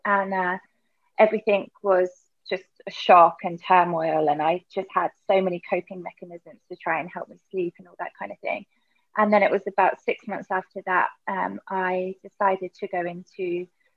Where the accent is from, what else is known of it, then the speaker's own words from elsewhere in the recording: Berkshire, South East England, United Kingdom; moved away as an adult; also born or lived in Australia; now in Bali, Indonesia; I'm from Berkshire in the UK.